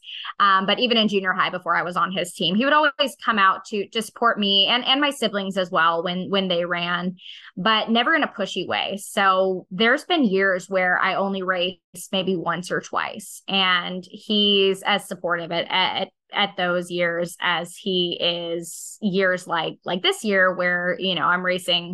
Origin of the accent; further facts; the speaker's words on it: Arizona, United States; I grew up in Arizona, so this was literally the desert.